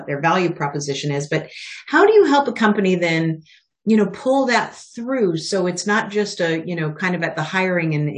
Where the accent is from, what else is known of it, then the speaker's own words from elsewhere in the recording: Spokane, Washington, United States; now in Philadelphia, United States; I grew up in Spokane, Washington